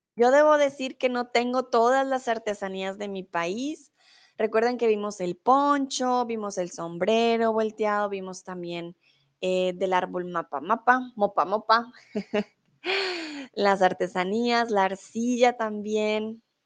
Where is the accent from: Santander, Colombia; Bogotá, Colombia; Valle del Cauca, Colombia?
Bogotá, Colombia; also born or lived in Mexico; now in Germany; yo soy de Bogotá, yo soy Rola.